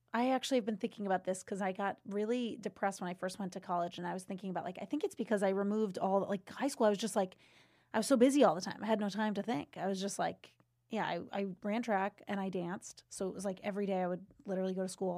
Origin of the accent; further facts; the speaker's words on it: Seekonk, Massachusetts, United States; I grew up in Seekonk, Mass, right outside of Providence, Rhode